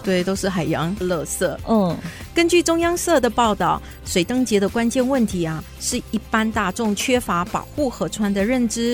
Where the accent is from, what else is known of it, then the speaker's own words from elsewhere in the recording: Johor Bahru, Johor, Malaysia; now in Taiwan; 我们都来自马来西亚的南部柔佛州，嗯。所以我们的家乡就在马来西亚最南端的城市，也就是新山。嗯。我们同样是毕业在新山宽柔中学，这是一所由马来西亚华人社群筹办的华文中学